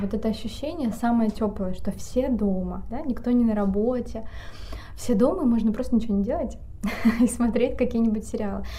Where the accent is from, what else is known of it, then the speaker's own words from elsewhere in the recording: Vorkuta, Komi Republic, Russia; moved away; я родом из города Воркуты